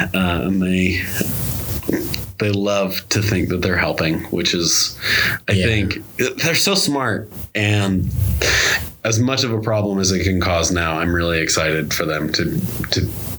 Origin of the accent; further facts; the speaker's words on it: Decatur, Alabama, United States; born there; Yeah, I was born in Alabama. I moved